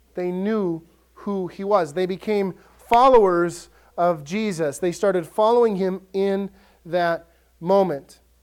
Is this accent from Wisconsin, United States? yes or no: yes; Ellsworth, Wisconsin, United States; I grew up in Ellsworth, and your options in Ellsworth were Subway or Dairy Queen.